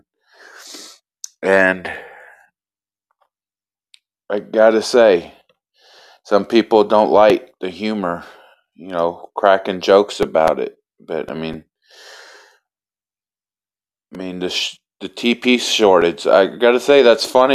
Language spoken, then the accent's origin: English; Elizabethtown, Kentucky, United States; I'm from Kentucky. I was raised in Elizabethtown.